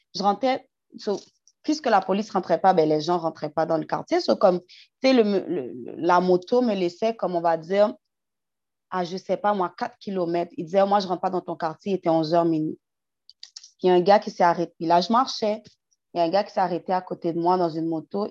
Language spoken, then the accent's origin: French; Haiti; je suis haïtienne first